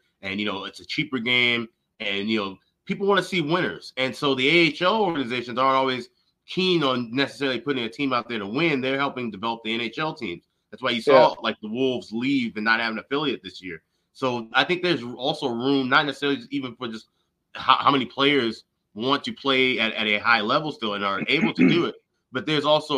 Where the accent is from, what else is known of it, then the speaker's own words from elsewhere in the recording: Chicago, Illinois, United States; I grew up in Chicago